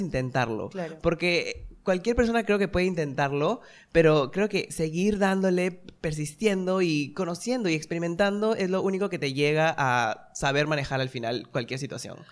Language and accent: Spanish; Chiclayo, Lambayeque, Peru; moved away; yo soy de Chiclayo, nací en la ciudad de Chiclayo